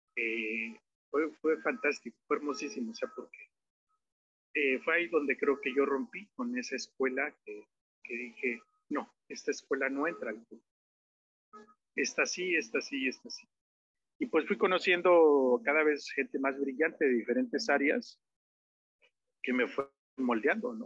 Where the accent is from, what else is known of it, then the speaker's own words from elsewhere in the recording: Nejapa de Madero, Oaxaca, Mexico; yo este, nací en Nejapa de Madero, de padres nejapeños